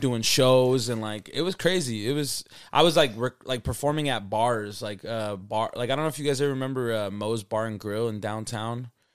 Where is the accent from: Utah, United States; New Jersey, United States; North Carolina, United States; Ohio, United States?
Utah, United States; Salt Lake City; I'm from Salt Lake City, Utah. You know, I grew up here, born and raised